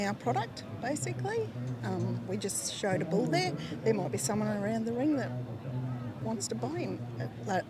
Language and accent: English; Rockhampton, Queensland, Australia; I'm from Rocky.